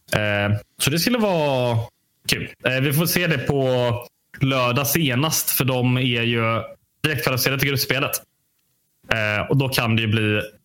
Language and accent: Swedish; Sweden; jag är ju svensk